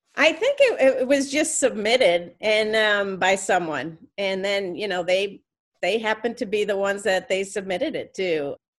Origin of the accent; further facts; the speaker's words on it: Troy, New York, United States; I grew up in Troy